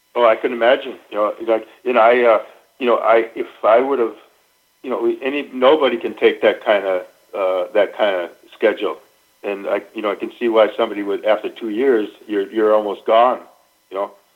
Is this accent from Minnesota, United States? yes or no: yes; Minnesota, United States; moved away; I grew up in Minnesota.